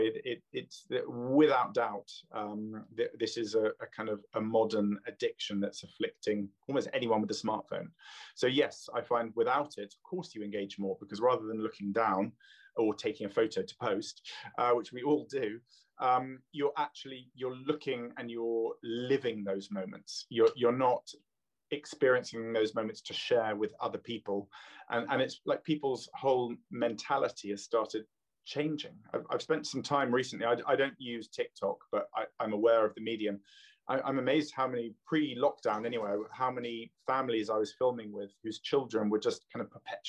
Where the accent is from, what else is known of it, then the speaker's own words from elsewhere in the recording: London, United Kingdom; also born or lived in Canada; now in Oxfordshire, United Kingdom; I was born in London. My father's Canadian, so I spent lots of time on the lakes in Canada.